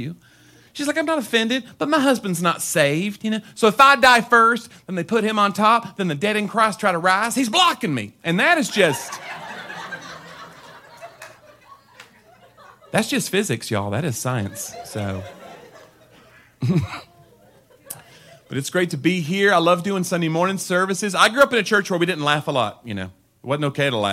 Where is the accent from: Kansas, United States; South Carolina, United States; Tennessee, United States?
Tennessee, United States; I'm from Tennessee